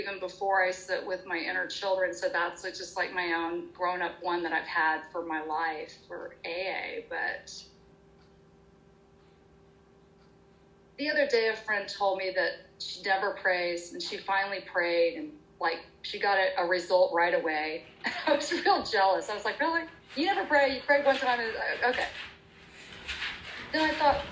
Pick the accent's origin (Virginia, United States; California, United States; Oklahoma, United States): Oklahoma, United States; I grew up in Oklahoma in the Bible Belt